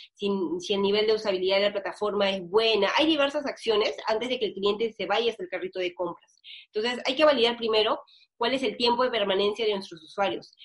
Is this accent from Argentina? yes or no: no; Peru; así somos los peruanos